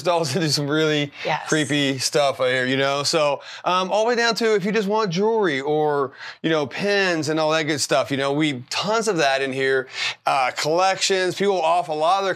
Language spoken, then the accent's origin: English; West Virginia, United States; moved away as an adult; now in Arizona, United States; I'm from West Virginia, didn't have a lot of money